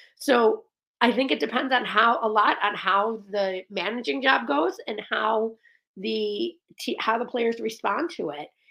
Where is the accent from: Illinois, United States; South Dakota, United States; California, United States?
Illinois, United States; Melrose Park; I'm from Melrose Park. I went to high school in Oak Park, went to Fenwick High School